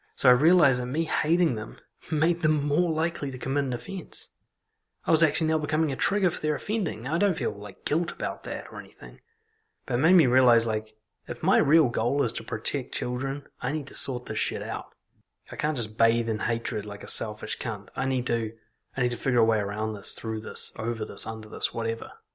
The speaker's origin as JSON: {"language": "English", "region": "Auckland", "country": "New Zealand", "tie": "born or raised there", "said": "the kind of casual racism that you pick up growing up in Auckland"}